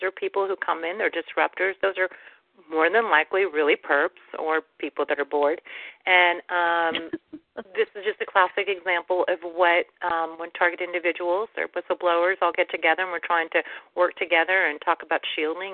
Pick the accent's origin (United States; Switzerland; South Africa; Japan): United States; But I was born in the States